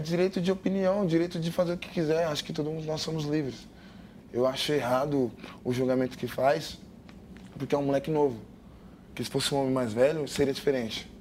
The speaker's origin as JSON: {"language": "Portuguese", "town": "Goianésia", "region": "Goiás", "country": "Brazil", "said": "Sinto orgulho e sempre vou mostrar para todo mundo de onde eu vim"}